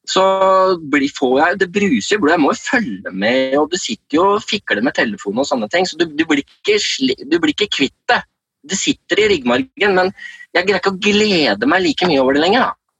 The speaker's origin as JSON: {"language": "Norwegian", "country": "Denmark", "second_language": "Norwegian", "said": "jeg er jo en dansk journalist ikke sant"}